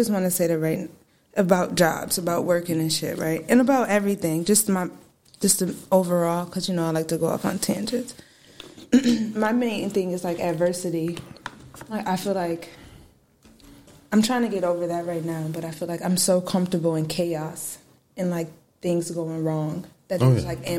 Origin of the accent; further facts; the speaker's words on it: Syracuse, New York, United States; I am from Syracuse, New York. My parents were in the military, though, so we moved around a lot. I moved back here. I was born here, right across. Moved when I was three, and then I came back in eighth grade.